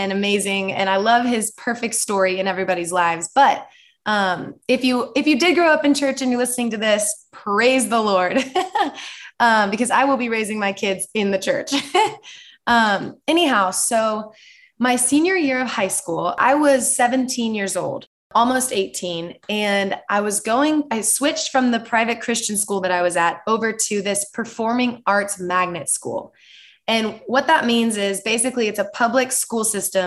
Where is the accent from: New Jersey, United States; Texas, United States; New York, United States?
Texas, United States; Dallas; I grew up in Dallas, Texas.